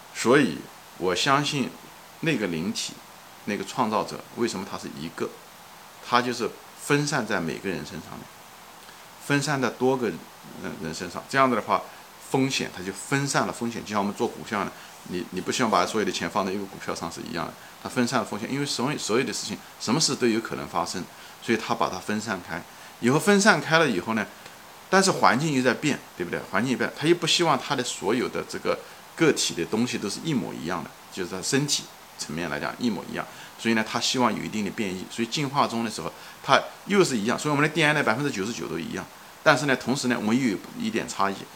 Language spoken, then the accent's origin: Chinese; China; now in Long Island, United States; 我是个中国人，我是在美国，我是个华人，我是在长岛